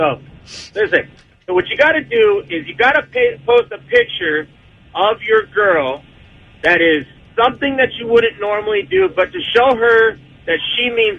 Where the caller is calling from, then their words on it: Menifee, California, United States; I am calling from Menifee, California.